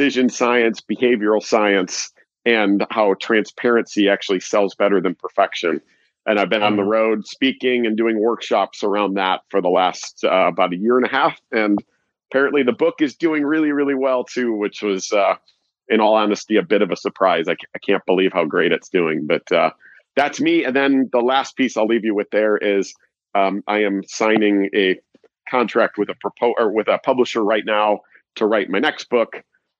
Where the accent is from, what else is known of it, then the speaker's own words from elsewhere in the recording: Chicago, Illinois, United States; I'm from Chicago